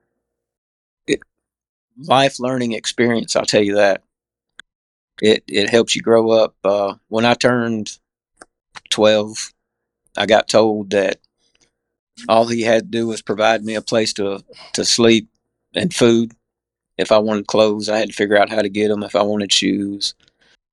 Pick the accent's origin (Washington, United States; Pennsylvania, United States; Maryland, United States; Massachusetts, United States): Pennsylvania, United States; Emlenton; also born or lived in Morris, Illinois / Missouri Valley, Iowa / Langston, Alabama; now in Alabama, United States; we landed in a little small town called Emleton, Pennsylvania, which is about 80 miles east of Pittsburgh